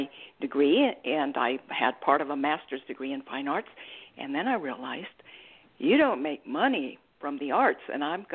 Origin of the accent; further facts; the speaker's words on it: Mexico; moved away as an adult; also born or lived in Australia; now in United States; I'm originally from Mexico